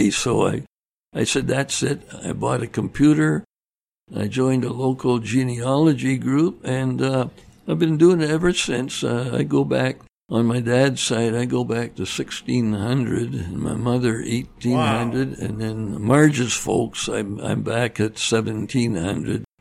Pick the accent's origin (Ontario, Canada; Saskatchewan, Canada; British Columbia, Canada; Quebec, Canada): British Columbia, Canada; Vancouver; moved away; Yeah, I grew up in Vancouver